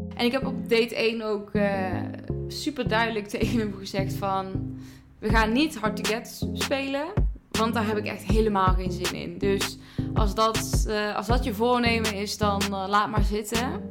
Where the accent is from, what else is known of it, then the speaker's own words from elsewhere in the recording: near Eindhoven, North Brabant, Netherlands; ik kom uit Brabant, uit de buurt van Eindhoven